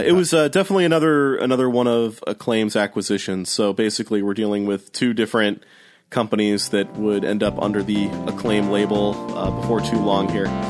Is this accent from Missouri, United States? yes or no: yes; St. Louis, Missouri, United States; I grew up in St. Louis